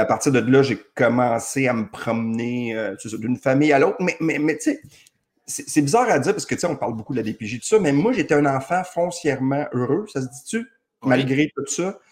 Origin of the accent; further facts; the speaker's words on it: Saint-Jérôme, Quebec, Canada; moved away; Je suis né à Saint-Jérôme